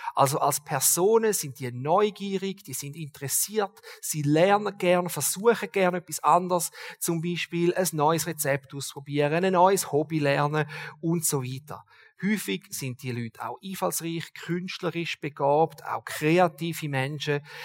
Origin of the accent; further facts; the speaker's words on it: Switzerland; als Schweizer